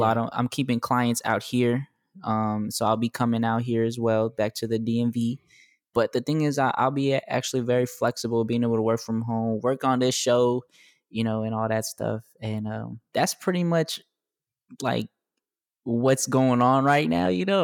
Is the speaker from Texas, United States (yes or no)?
yes; Texas, United States; moved away; I'm from Texas as well